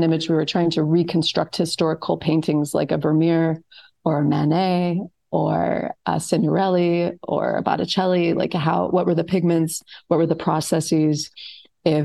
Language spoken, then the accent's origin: English; Colorado, United States; also born or lived in New Orleans, Louisiana / Chicago / Florence / Delaware; now in Florida, United States; And I grew up, my early life was in New Orleans. I was raised in Colorado.